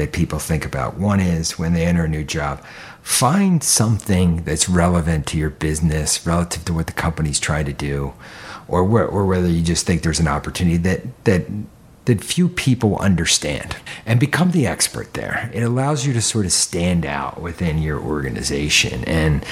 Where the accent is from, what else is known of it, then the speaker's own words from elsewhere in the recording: Philadelphia, Pennsylvania, United States; I grew up in suburban Philadelphia